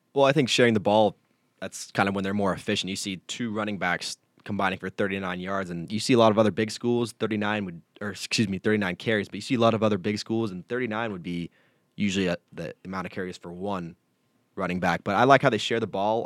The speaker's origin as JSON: {"language": "English", "area": "Marin County", "region": "California", "country": "United States", "moved": "as an adult", "lives_now": "Reno, United States", "said": "I'm from Marin County, right next to San Francisco"}